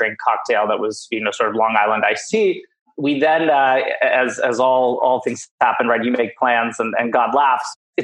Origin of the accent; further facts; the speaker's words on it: Johannesburg, Gauteng, South Africa; moved away; I was born in Johannesburg, South Africa